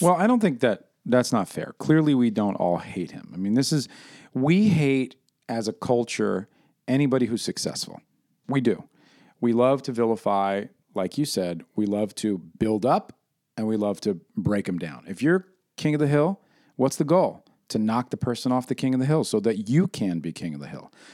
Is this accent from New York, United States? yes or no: yes; New York City, New York, United States; I'm from New York City